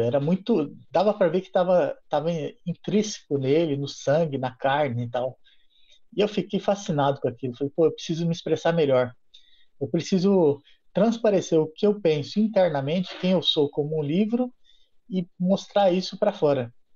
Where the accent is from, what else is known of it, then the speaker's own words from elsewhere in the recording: Guarulhos, São Paulo, Brazil; moved away as an adult; also born or lived in Juiz de Fora, Minas Gerais / Viçosa, Minas Gerais; eu sou de Guarulhos